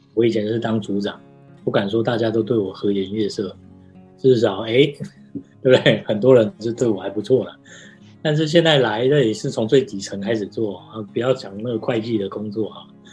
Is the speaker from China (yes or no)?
no; Taiwan; moved away as an adult; also born or lived in United States; 我们台湾人都都会讲，怎么讲？都会先讲自己啊，比较自谦嘛。